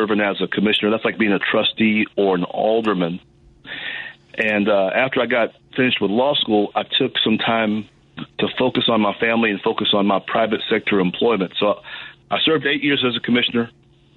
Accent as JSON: {"language": "English", "town": "Galveston", "region": "Texas", "country": "United States", "tie": "born or raised there", "moved": "yes", "lives_now": "Forest Park, United States", "said": "I'm from Galveston, Texas"}